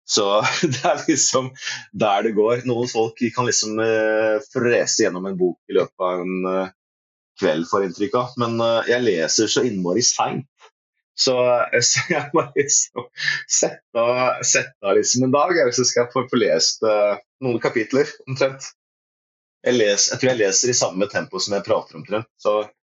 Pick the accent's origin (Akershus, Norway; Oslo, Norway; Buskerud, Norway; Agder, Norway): Agder, Norway; Risør; also born or lived in Porsgrunn, Telemark; now in Kongsberg, Norway; jeg er født i Porsgrunn. Bodde der et år på Klyve. Og så var det resten av oppveksten det var i Risør i, eh, i Aust-Agder.